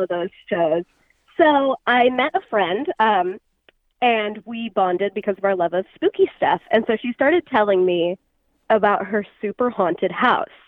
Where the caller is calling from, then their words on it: Sacramento, California, United States; I'm calling from Sacramento, California